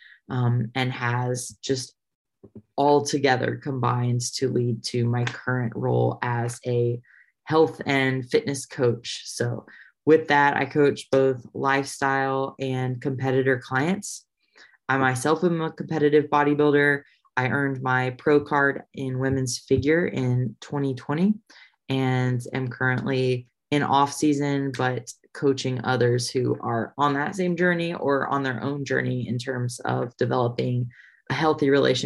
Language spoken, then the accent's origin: English; Indiana, United States; moved away as an adult; also born or lived in Nashville; I grew up in Indiana